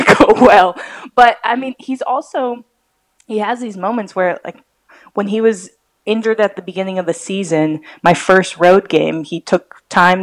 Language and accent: English; Seattle, Washington, United States; also born or lived in Oklahoma City; now in Chicago, United States; I grew up in Seattle